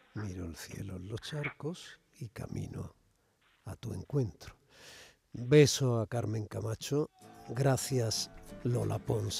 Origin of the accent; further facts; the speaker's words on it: Andalusia, Spain; tenemos en común los andaluces